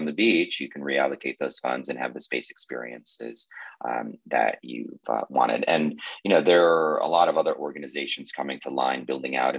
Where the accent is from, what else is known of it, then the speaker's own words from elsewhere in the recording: Moscow, Russia; moved away; I was born in Moscow